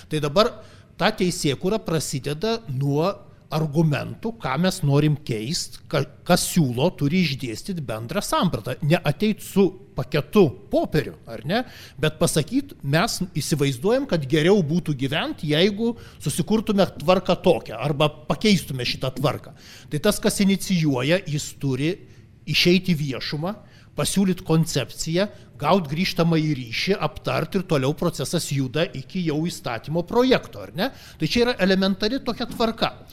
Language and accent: Lithuanian; Lithuania